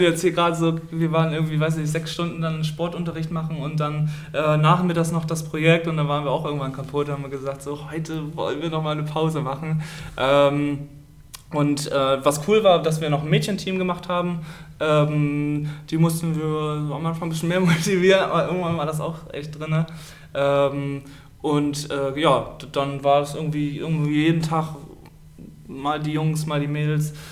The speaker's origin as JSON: {"language": "German", "area": "Stade district", "region": "Lower Saxony", "country": "Germany", "tie": "born or raised there", "moved": "as an adult", "lives_now": "Oldenburg, Germany", "said": "komme gebürtig aus dem Landkreis Stade, bin da geboren und habe auch da das Handballspielen gelernt"}